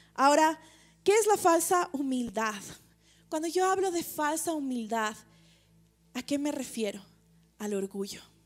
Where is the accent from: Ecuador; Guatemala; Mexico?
Ecuador; como ecuatorianos, tal vez como latinos